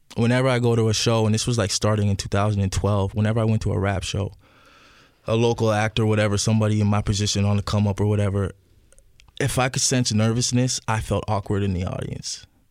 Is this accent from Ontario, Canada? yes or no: yes; Ajax, Ontario, Canada; moved away as an adult; also born or lived in Scarborough, Ontario / Parkdale, Toronto; where my mother raised me is Ajax